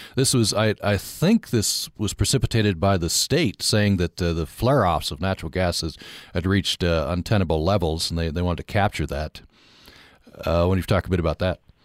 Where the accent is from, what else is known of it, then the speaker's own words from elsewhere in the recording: Vernal, Utah, United States; moved away; my hometown of Vernal